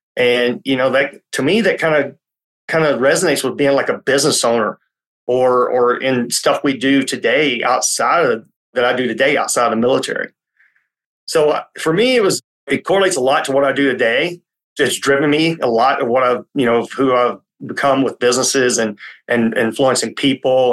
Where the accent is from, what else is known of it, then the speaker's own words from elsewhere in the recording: Tennessee, United States; I grew up in Tennessee